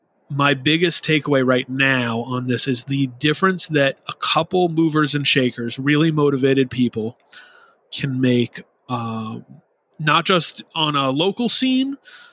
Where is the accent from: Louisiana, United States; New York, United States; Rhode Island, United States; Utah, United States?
Rhode Island, United States; I grew up in Rhode Island going to Boston/Worcester and Providence area shows in the very early 2000s.